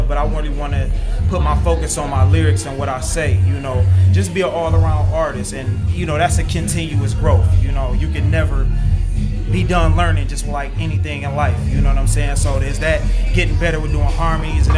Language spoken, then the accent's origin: English; Detroit, Michigan, United States; moved away; From Detroit, Michigan, born and raised, right on the east side